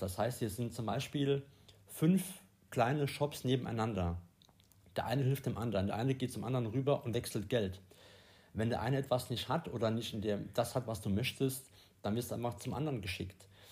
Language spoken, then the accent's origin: German; Germany; bei uns in Deutschland